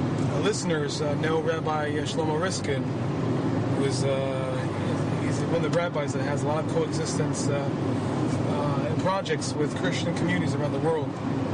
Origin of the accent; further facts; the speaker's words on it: Efrat, Israel; also born or lived in Safed; I moved, I grew up in the town community called Efrat, which is the southern part of Beit Lechem, Jerusalem. That's where actually I grew up. It's an Anglo-Saxon town.